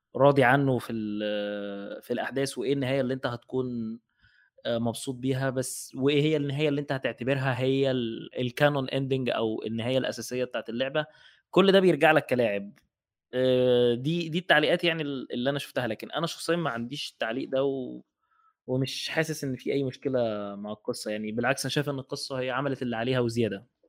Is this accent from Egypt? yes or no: yes; Egypt; احنا عندنا في مصر